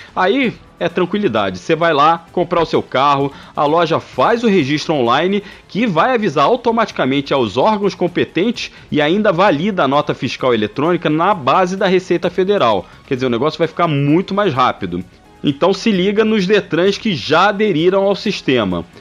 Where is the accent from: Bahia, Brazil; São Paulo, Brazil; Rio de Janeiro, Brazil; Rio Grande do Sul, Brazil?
Rio de Janeiro, Brazil; accent: carioca; Desculpa aí o, o sotaque carioca